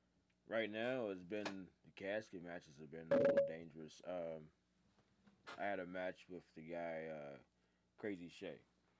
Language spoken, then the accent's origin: English; Germany; No, I'm from Germany.